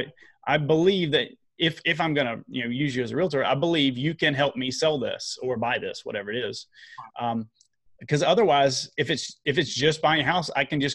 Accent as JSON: {"language": "English", "region": "the South", "country": "United States", "said": "I'm from the South"}